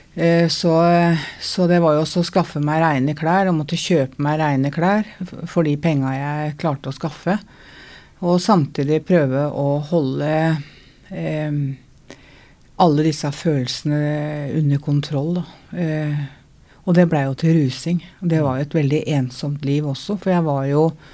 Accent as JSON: {"language": "Norwegian", "region": "Oslo", "country": "Norway", "said": "jeg er fra Møllergata"}